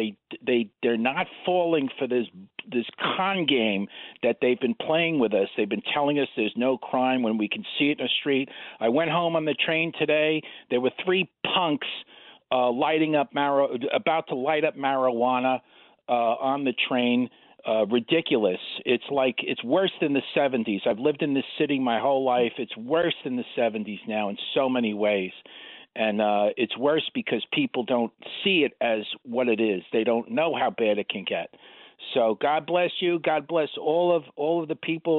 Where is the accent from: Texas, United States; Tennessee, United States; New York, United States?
New York, United States; New York City; I'm an Irish hooligan from Queens